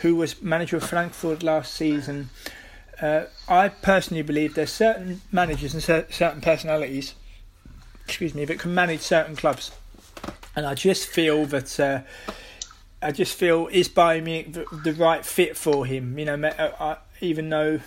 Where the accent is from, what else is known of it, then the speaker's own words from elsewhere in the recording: United Kingdom; now in Netherlands; as a British person living here in the Netherlands